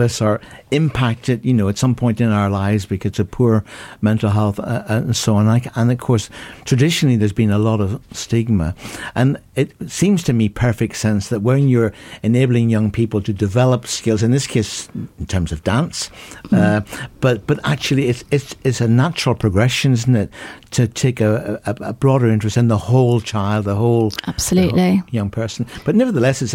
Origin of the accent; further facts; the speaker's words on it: Ireland; accent: Irish; my Irish accent